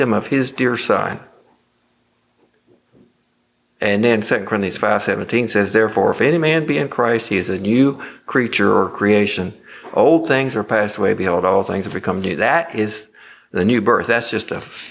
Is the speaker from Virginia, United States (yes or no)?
yes; Rockingham Memorial Hospital, Virginia, United States; I was born in Rockingham Memorial Hospital, and I grew up a mile west of the Pike Church